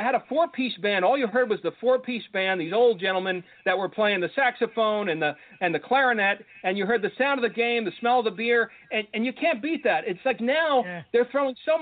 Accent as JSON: {"language": "English", "town": "Ossining", "region": "New York", "country": "United States", "tie": "born or raised there", "moved": "as an adult", "said": "my hometown, Ossining, New York, to where, you know, we were all raised"}